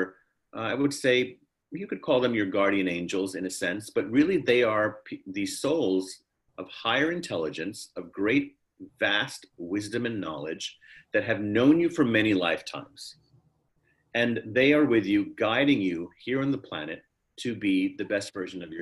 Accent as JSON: {"language": "English", "town": "New York City", "region": "New York", "country": "United States", "tie": "born or raised there", "also_born_or_lived": "Harlem, New York", "said": "We were living in the Bronx. I was born in Harlem. Then we bought this old house in the Bronx"}